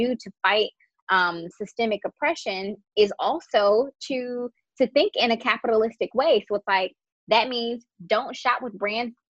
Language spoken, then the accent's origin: English; United States; for the average Black person, we are just American.